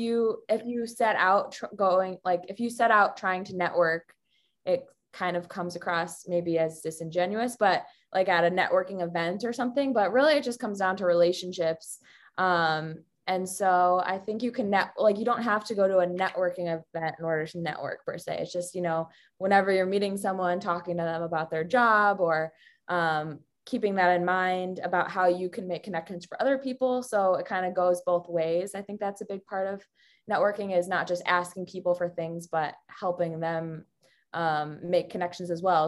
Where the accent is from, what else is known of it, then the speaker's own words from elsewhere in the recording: Chicago, Illinois, United States; moved away as an adult; also born or lived in Missouri / San Francisco; now in Milwaukee, United States; I grew up in the Chicago area